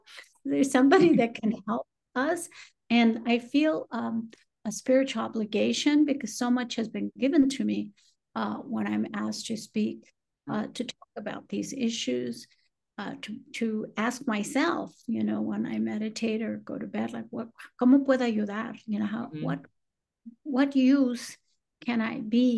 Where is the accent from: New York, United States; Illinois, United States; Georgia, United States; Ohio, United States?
Illinois, United States; Chicago; moved away; also born or lived in San Antonio, Texas; I grew up in Chicago.